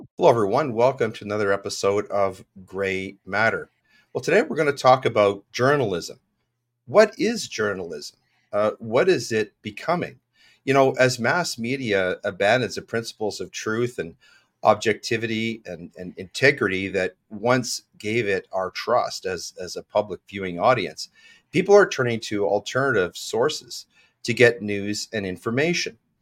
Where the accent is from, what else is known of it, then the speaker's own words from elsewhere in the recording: Regina, Saskatchewan, Canada; I was born in Regina